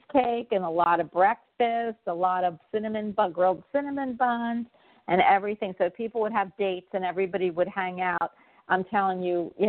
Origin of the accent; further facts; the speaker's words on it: Havertown, Pennsylvania, United States; I'm from Philadelphia